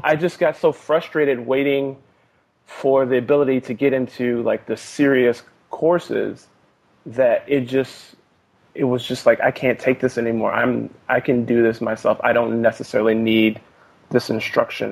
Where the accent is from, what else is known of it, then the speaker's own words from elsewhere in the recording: Fort Washington, Maryland, United States; now in Oakland, United States; spent most of my life in Fort Washington, Maryland